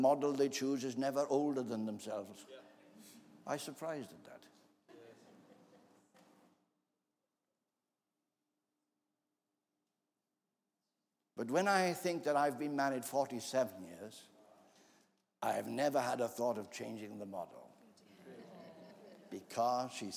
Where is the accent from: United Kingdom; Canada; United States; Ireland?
United Kingdom; Wales; As a Welshman